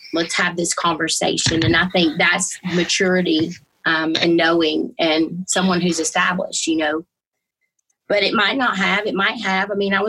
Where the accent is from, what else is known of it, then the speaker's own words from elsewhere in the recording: Georgia, United States; I was born and raised in Georgia, obviously very Southern Baptist